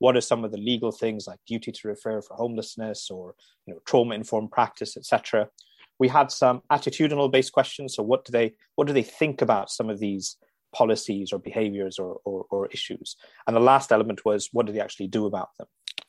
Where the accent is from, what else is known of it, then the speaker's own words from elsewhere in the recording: Dubai, United Arab Emirates; I'm Indian by origin, but grew up in Dubai in the Middle East in the 1970s and 80s.